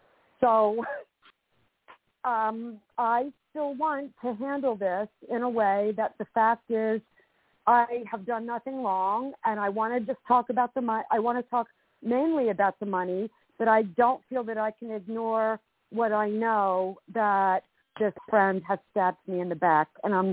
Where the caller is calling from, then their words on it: Vero Beach, Florida, United States; I'm calling from Vero Beach, Florida.